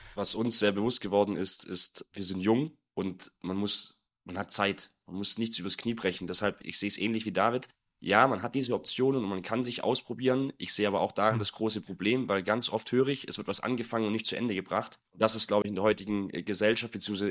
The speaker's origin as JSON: {"language": "German", "town": "Nagold", "region": "Baden-Württemberg", "country": "Germany", "tie": "born or raised there", "moved": "yes", "lives_now": "Munich, Germany", "said": "Heimatstadt, ich komme aus Nagold, ist im Schwarzwald, eine kleine Stadt, 23.000 Einwohner"}